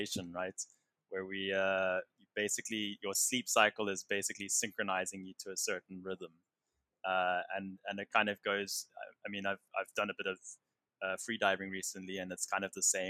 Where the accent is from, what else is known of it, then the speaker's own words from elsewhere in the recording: South Africa; being a South African